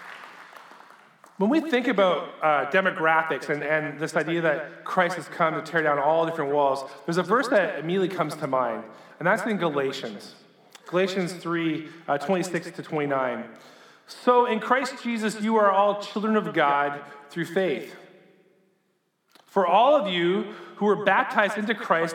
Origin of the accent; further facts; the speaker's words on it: Sarnia, Ontario, Canada; I grew up in Sarnia, Ontario.